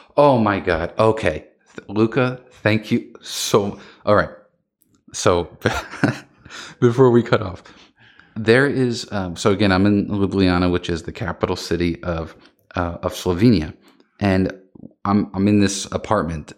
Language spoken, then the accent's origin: English; United States; I'm American